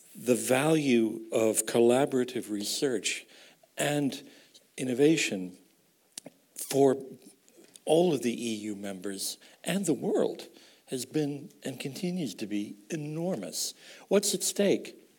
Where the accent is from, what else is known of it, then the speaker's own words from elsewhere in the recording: United States; accent: American; moved away as an adult; also born or lived in Europe; as you can tell from my accent, I am an American. I've tried to lose that accent in 35 years, but not entirely